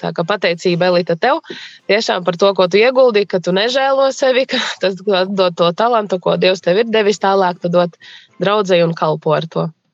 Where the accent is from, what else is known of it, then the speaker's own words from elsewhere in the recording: Līvāni, Līvāni Municipality, Latvia; moved away as an adult; now in Līksna, Latvia; Es esmu dzimusi Līvānos